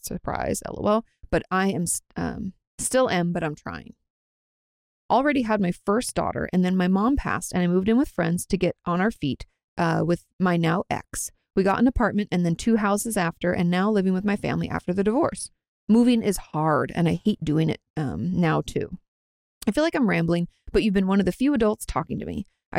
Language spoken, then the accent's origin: English; Washington, United States; I grew up like in Washington State, if you guys don't know, just outside of Olympia